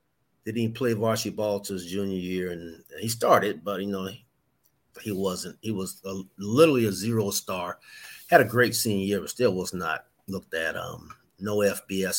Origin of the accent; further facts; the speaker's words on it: North Carolina, United States; we're from North Carolina